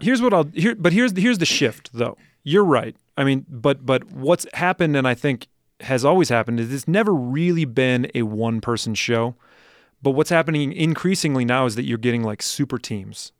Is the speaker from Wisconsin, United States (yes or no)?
yes; Madison, Wisconsin, United States; moved away; I grew up in Madison, Wisconsin